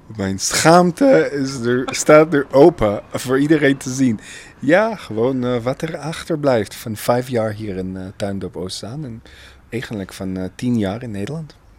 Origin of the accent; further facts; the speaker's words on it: Haifa, Haifa District, Israel; Dutch is a second language; moved away as an adult; now in Netherlands; mijn eigen geboorteplek, Haifa